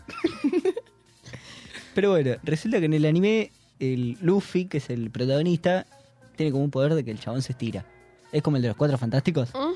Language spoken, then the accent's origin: Spanish; Argentina